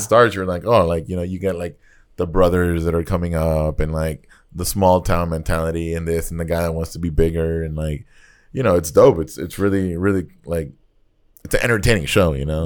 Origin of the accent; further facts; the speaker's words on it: Nicaragua; I grew up in Nicaragua